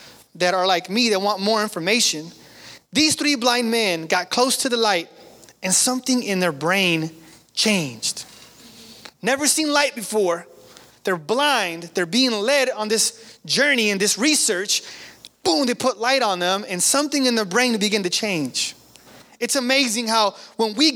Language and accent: English; Sacramento, California, United States; we're from South Sac. Man, I'm not from the country. We're from South Sac